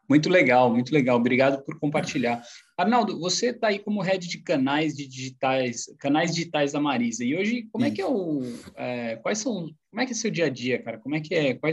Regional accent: Jundiaí, São Paulo, Brazil; born there; nasci em Jundiaí

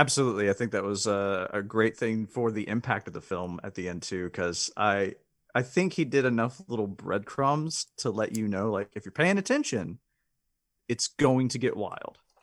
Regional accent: the South, United States; I grew up in the South

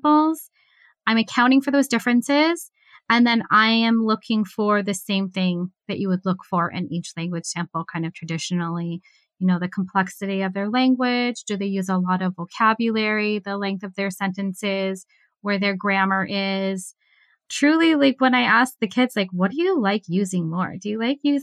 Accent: United States; also born or lived in Japan; I am Chinese American

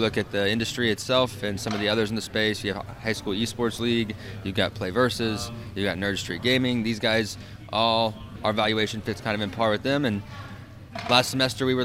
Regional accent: southern Illinois, United States; I moved it to a little 25 by 25 foot area above a small cafe in my hometown, and I start hosting tournaments. Next thing you know, I've got a 5 to 8 hour driving radius. People from Chicago, Columbus, Ohio, Chattanooga are driving to some small southern Illinois town

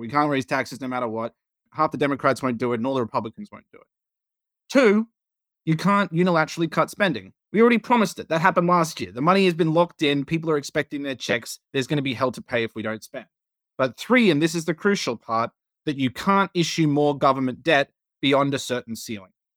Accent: Australia; now in United States; as an Australian

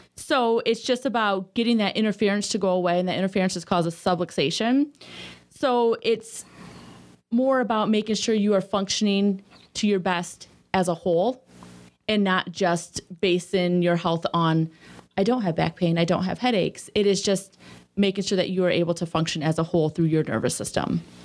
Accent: Sterling, Illinois, United States; moved away; I grew up in a small town, um, called Sterling, Illinois.

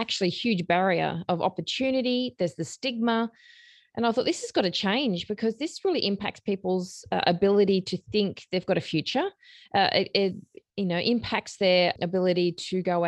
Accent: Sydney, New South Wales, Australia; Born and bred in Western Sydney, and I went to school in all different places across Western Sydney

